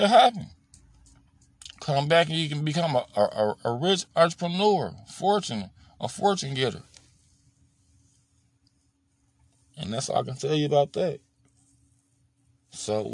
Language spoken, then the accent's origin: English; Chicago, Illinois, United States; when I grew up in Chicago